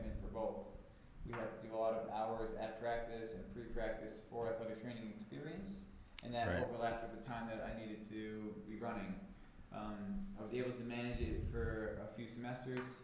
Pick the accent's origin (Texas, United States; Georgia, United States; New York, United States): New York, United States; Long Island; I grew up on Long Island